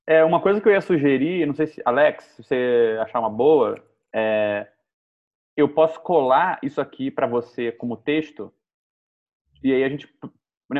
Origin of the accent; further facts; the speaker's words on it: Rio de Janeiro, Brazil; eu sou do Rio de Janeiro